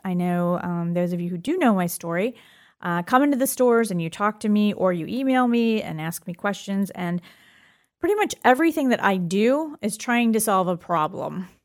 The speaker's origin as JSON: {"language": "English", "region": "Florida", "country": "United States", "tie": "born or raised there", "said": "I was born in Florida"}